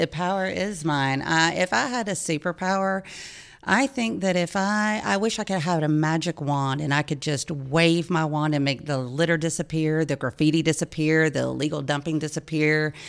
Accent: Lawrenceville, Georgia, United States; also born or lived in Macon, Georgia / Auburn, Alabama; I was born in Macon and, uh, moved to, my parents moved to Lawrenceville, Georgia, um, in nineteen seventy-three when I was just six months old

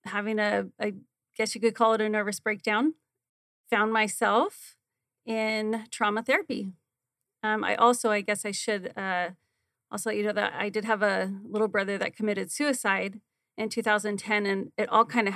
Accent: Arizona, United States; I grew up also here in Arizona

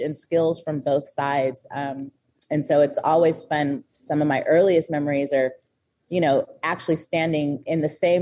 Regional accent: Oakland, California, United States; I'm born and raised in Oakland

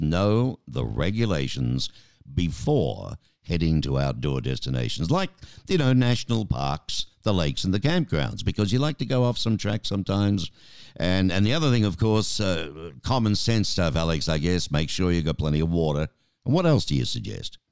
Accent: Australia; now in Tucson, United States; being an Aussie

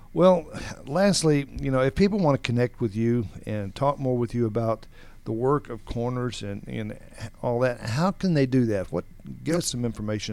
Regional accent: Atlanta, Georgia, United States; Growing up around Atlanta area, everything is at least a half an hour away

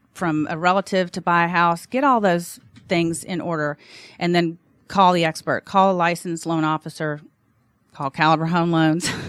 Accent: Alabama, United States; now in Atlanta, United States; I'm from Alabama, so of course we're licensed in Alabama

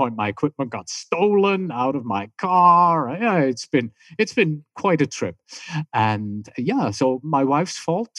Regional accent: Germany; accent: German; English is a second language; also born or lived in California; now in Tucson, United States; So today, I call my accent confused because, my German is beginning to push through. I have my British accent still there somehow. I've lived in California for a long time. Now I live in Tucson, Arizona.

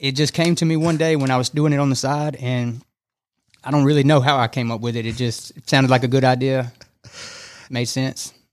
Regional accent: Fairburn, Georgia, United States; moved away as an adult; now in Rome, United States; I'm from south of Atlanta, a small town called Fairburn, Georgia

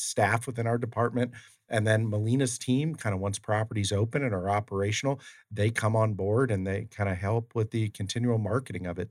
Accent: Ohio, United States; I'm from Ohio, and there's a lot of farmland

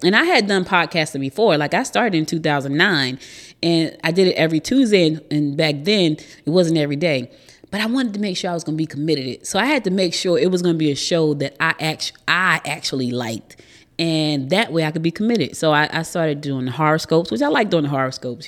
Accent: New Jersey, United States; moved away as an adult; now in Georgia, United States; I was born here in Georgia, but I was raised in New Jersey. So I spent the most of my life in Jersey

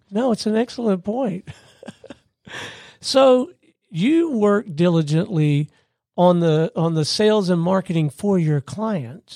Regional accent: Gulf Coast, United States; I grew up on the Gulf Coast.

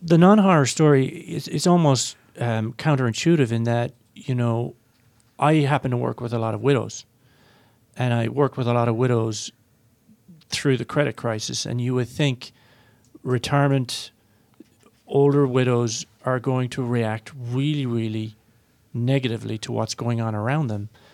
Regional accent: Ireland; I'm Irish

